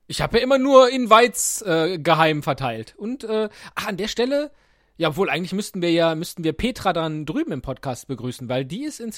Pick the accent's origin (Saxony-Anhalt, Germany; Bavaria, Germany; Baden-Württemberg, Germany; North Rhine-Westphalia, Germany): North Rhine-Westphalia, Germany; Cologne; Ich bin Kölsche Jung, was willst du machen?